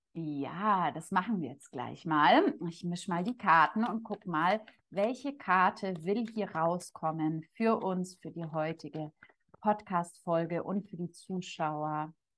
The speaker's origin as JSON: {"language": "German", "town": "Munich", "region": "Bavaria", "country": "Germany", "said": "komme ich aus München"}